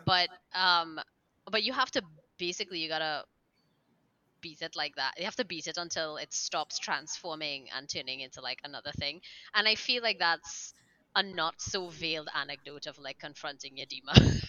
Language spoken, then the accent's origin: English; Trinidad & Tobago; I'm also from Trinidad and Tobago.